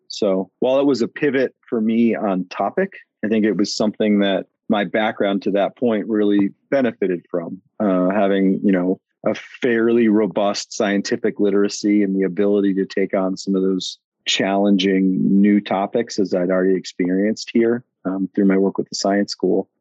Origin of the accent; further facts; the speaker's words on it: northeastern Ohio, United States; moved away as an adult; also born or lived in Massachusetts; now in Jackson, United States; I grew up in northeastern Ohio